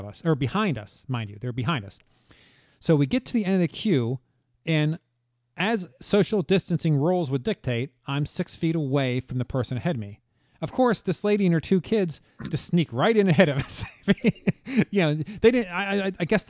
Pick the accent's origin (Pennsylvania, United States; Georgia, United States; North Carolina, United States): Pennsylvania, United States; moved away; We are natives of Pennsylvania